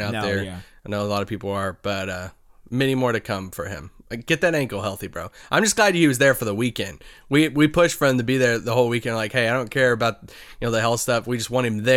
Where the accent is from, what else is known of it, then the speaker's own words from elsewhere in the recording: Kentucky, United States; I'm from Kentucky